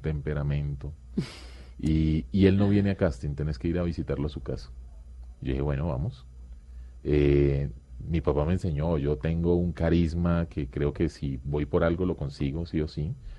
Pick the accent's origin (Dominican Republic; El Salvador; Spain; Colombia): Colombia; Quibdó, Chocó; moved away; crecimos en Chocó y ahora viven en Pereira.